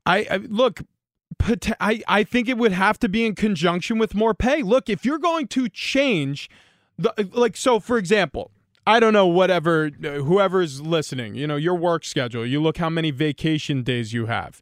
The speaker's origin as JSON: {"language": "English", "region": "New York", "country": "United States", "tie": "born or raised there", "said": "growing up in New York"}